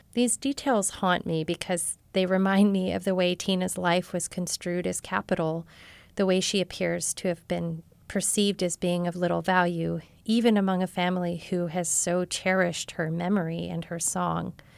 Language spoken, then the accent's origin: English; Marshall, Texas, United States; born or raised there